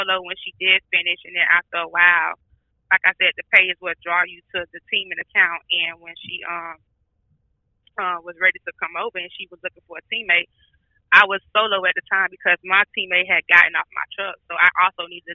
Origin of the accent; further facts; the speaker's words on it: Miami, Florida, United States; I'm from Miami, so we only get two seasons, summer and hurricane. So I wasn't used to snow or none of that.